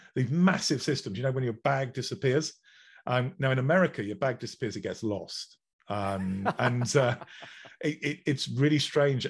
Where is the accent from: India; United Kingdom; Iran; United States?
United Kingdom; England; I'm English